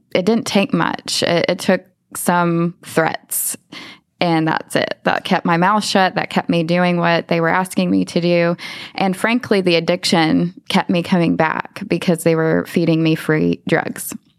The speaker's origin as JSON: {"language": "English", "town": "Lubbock", "region": "Texas", "country": "United States", "tie": "born or raised there", "said": "i grew up in lubbock texas okay. i was born and raised there"}